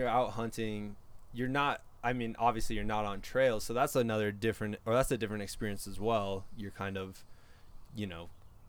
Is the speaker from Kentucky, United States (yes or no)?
no; Iowa, United States; moved away; I grew up in Iowa, and my dad owned some land in southern Iowa